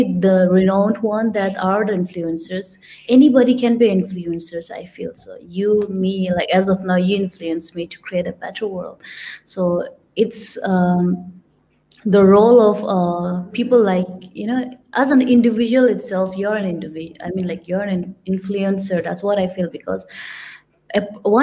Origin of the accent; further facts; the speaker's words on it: India; moved away; I'm from India, but I do not look like an Indian